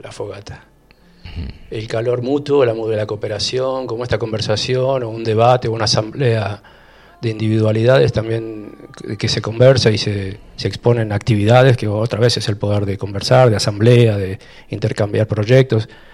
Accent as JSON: {"language": "Spanish", "town": "Rosario", "region": "Santa Fe", "country": "Argentina", "tie": "born or raised there", "also_born_or_lived": "Europe / Spain", "moved": "as an adult", "lives_now": "Capilla del Monte, Argentina", "said": "en Rosario, soy rosarino"}